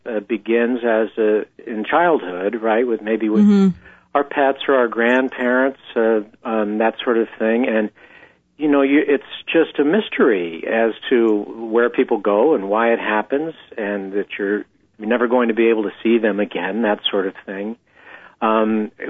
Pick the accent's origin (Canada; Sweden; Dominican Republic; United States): United States; San Diego, California; I was born in San Diego, not far from the border, and I grew up in the 60s